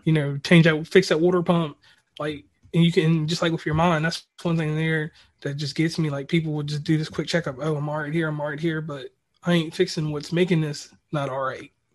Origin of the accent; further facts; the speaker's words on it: Lynchburg, Virginia, United States; I'm originally from Virginia. I'm from the middle of Virginia, a little place called Lynchburg